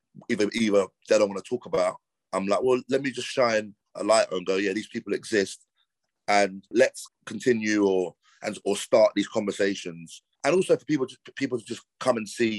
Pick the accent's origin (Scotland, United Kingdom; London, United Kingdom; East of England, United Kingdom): London, United Kingdom; growing up in London